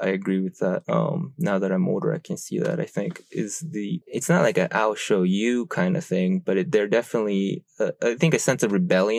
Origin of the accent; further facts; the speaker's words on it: Japan; so I'm from Japan. So I'll go to Japan every summer and I'll go to school there.